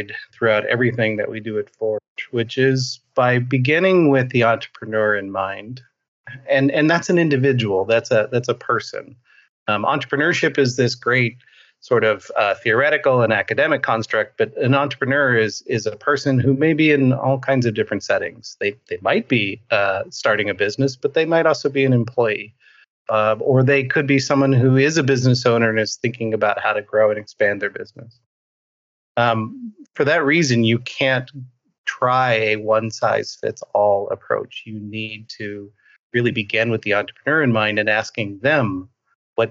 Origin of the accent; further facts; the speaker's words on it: New York, United States; now in Arizona, United States; But I actually grew up just north of New York City in the Hudson River Valley.